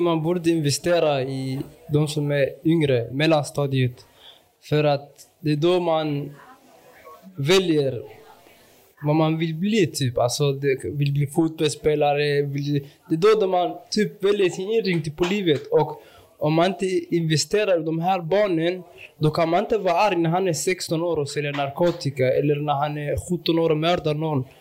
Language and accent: Swedish; Malmö, Skåne, Sweden; jag är från Rosengård. Och jag utgår ofta att jag är Rosengårdsbo